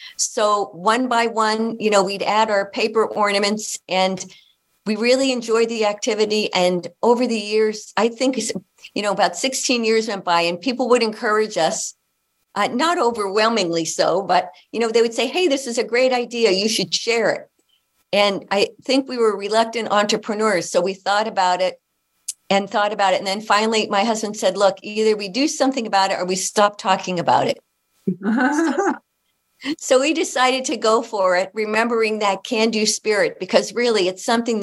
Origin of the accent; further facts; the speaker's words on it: Hazleton, Pennsylvania, United States; moved away as an adult; also born or lived in Toronto, Canada; I'm originally from Northeastern Pennsylvania, the Hazleton, Pennsylvania. And I grew up there